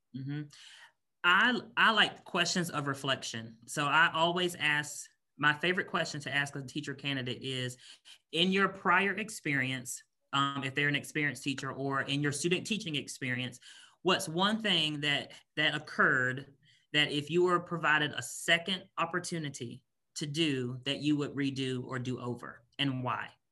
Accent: Raleigh, North Carolina, United States; moved away as an adult; also born or lived in Washington, D.C. area / Northern Virginia; now in Kentucky, United States; I'm originally from Raleigh, North Carolina. So, born and raised in North Carolina.

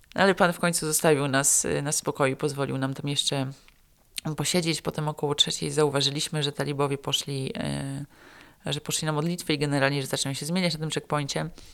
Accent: Poland; moved away as an adult; also born or lived in Afghanistan / Pakistan; ja tu jestem z Polski

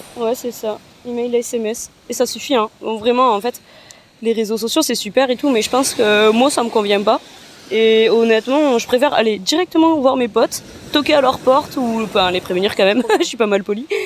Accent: France; comme on vient de France

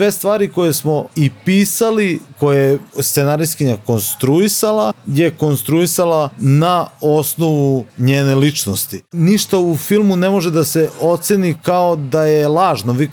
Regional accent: Novi Sad, Vojvodina, Serbia; mi smo nekako iz Novog Sada, nismo iz tog nekako centra dešavanja gdje se sve dešava u, u, u Srbiji u Beogradu.

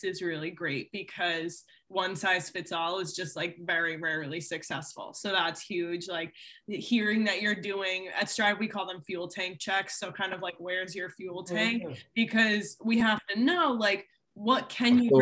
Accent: outside of Boston, Massachusetts, United States; I grew up outside of Boston

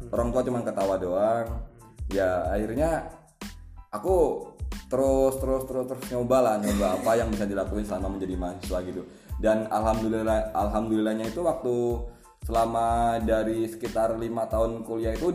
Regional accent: Jambi, Indonesia; Terus asal dari Jambi.

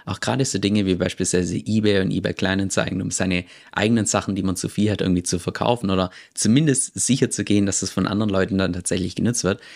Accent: Germany; moved away as an adult; Im Jahr 2018 bin ich aus Deutschland ausgewandert

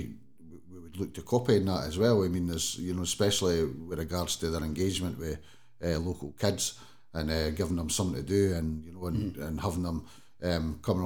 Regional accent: Kennoway, Scotland, United Kingdom; I come from Kennoway anyway. So I used to stay up Langside Drive for 20 odd years. So obviously I knew that you know, I was down playing on that BMX track when I was wee

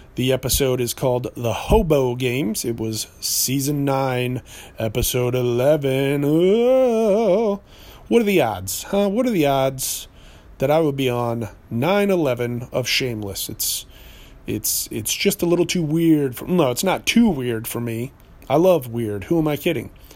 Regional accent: New Hampshire, United States; I grew up in New Hampshire.

